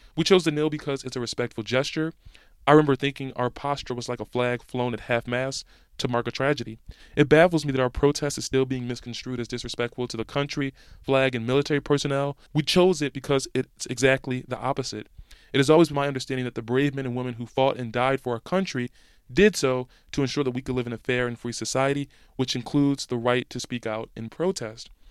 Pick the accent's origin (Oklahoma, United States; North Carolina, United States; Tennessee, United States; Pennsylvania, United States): Pennsylvania, United States; Philadelphia; moved away as an adult; now in San Francisco, United States; I moved out here after college, but I've grown up in Philadelphia.